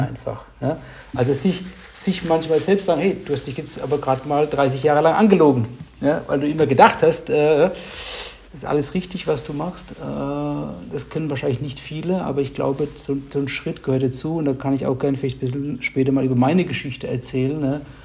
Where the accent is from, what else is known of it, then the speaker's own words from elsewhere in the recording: near Heidelberg, Baden-Württemberg, Germany; ich komme aus der Nähe von Heidelberg